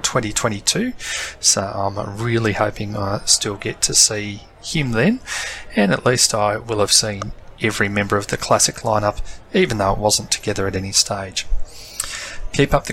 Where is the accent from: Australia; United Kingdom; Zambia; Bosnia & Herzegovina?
Australia; being an Australian